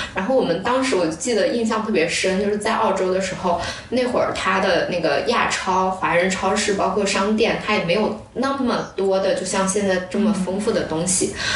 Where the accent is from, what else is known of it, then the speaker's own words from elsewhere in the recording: northern China, China; now in Hangzhou, China; 像我作为北方人